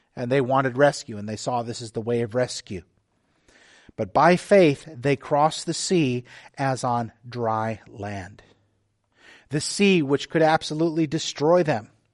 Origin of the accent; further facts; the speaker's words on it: the Texas coast, United States; now in Oak Harbor, United States; I grew up on the Texas coast, you know, with the Gulf of Mexico